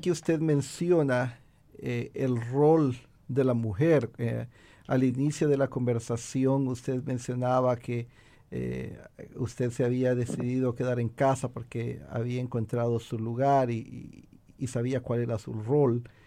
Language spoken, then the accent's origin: Spanish; Honduras; now in United States; mi país natal, Honduras y también aquí en Estados Unidos